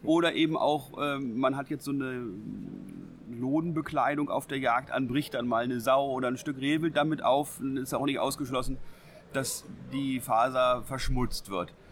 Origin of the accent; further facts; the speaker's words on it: Lower Saxony, Germany; wir ja aus Niedersachsen kommen